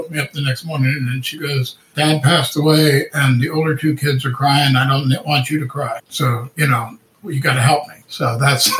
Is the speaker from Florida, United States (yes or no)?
yes; West Palm Beach, Florida, United States; also born or lived in Coral Gables, Florida; we moved from Coral Gables, where I was born, up to West Palm Beach, Florida